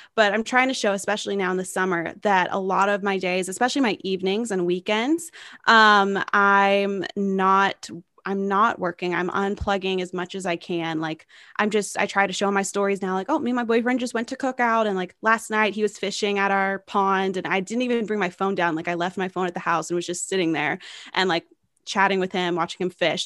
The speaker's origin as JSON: {"language": "English", "town": "Knoxville", "region": "Tennessee", "country": "United States", "tie": "born or raised there", "said": "homes in my hometown of Knoxville, Tennessee"}